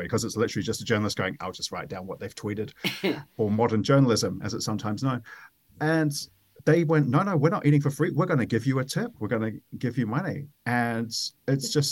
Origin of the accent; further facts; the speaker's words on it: New Zealand; I'm from New Zealand